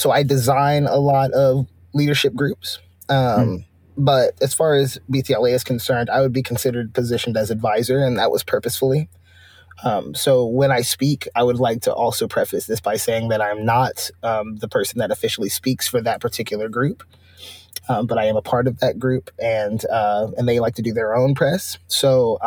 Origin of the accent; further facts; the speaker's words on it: Austin, Texas, United States; I grew up in Austin. I've been in Austin a long time.